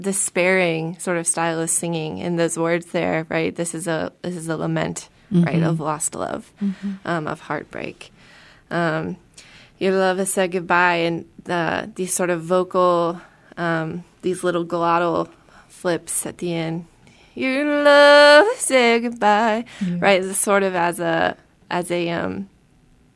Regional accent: Southern Ohio, United States; moved away; growing up in Southern Ohio

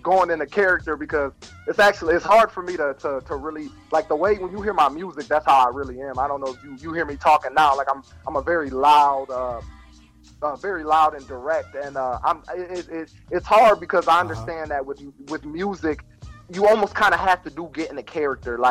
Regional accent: Toledo, Ohio, United States; I'm from Toledo, so I mean Toledo, it's not that small of a city

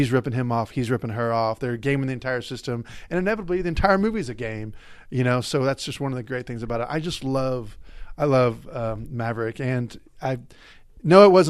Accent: Norman, Oklahoma, United States; my hometown

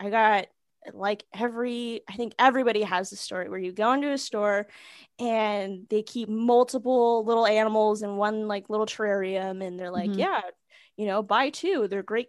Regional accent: Pacific Northwest, United States; like, as a little girl, like growing up in Pacific Northwest, like, you know, I mean, growing up in the mid to early 90s

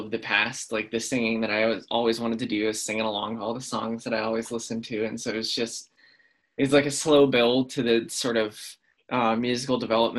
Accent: Hilliard, Ohio, United States; I'm from Hilliard, Ohio

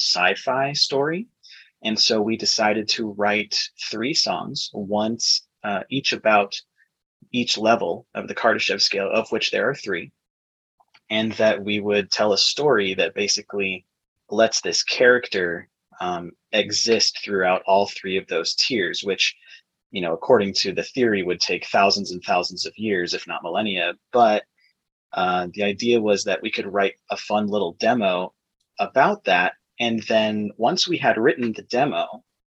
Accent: Arizona, United States; also born or lived in Flagstaff, Arizona; we're also from Arizona, and we now live in the Phoenix greater area

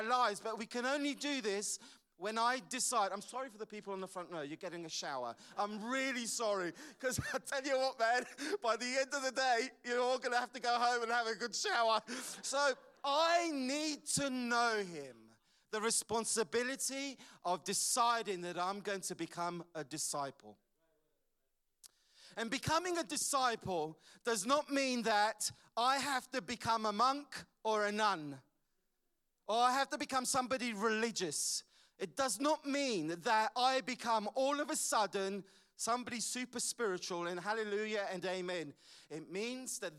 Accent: London, United Kingdom; As I was growing up in London, my father died when I was 15 years old

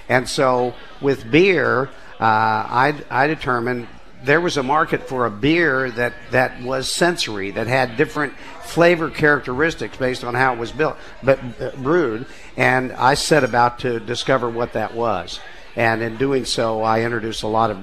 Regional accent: Oklahoma, United States; moved away; those are the beers that were out where I grew up in Oklahoma

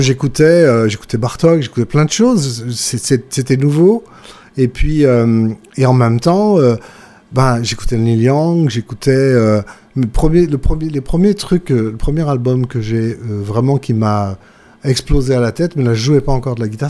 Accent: Villeurbanne, Auvergne-Rhône-Alpes, France; chez moi, à Villeurbanne

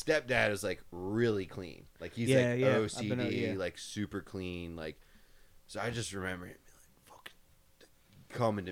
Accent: Abingdon, Maryland, United States; I grew up in Abingdon, went to William Paco, which is in the Edgewood area.

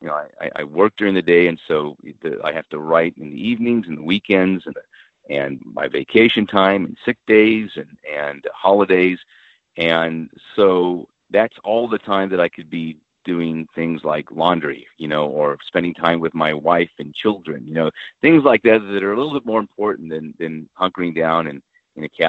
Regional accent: New Mexico, United States; now in Los Angeles, United States; I grew up in New Mexico, actually.

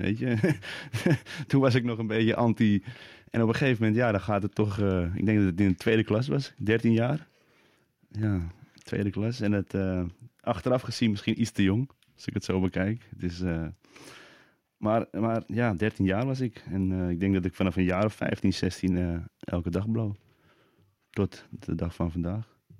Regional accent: Amsterdam, North Holland, Netherlands; ik ben geboren op de Wallen in Amsterdam

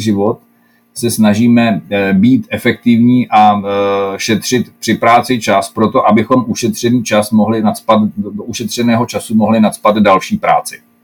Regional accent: Czechia

